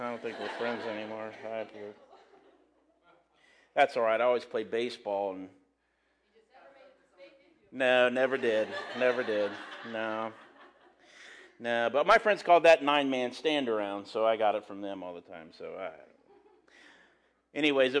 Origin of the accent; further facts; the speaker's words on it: Graham, United States; I'm from Graham. I coach at Graham.